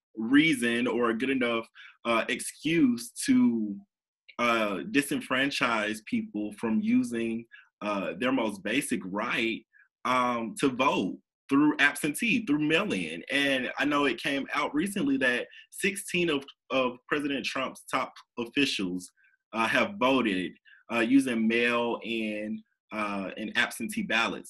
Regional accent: Alabama, United States; I'm from Alabama.

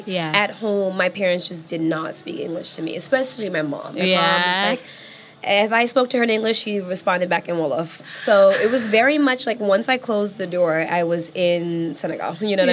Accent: New York, United States; I was born and raised in New York.

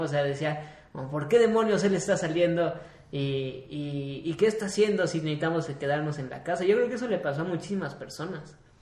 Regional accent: Mexico; somos los mexicanos

